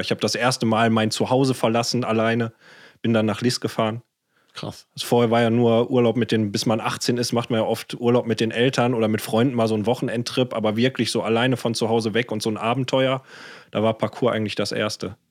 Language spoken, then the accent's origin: German; Ruhr area, North Rhine-Westphalia, Germany; ich bin im Ruhrport aufgewachsen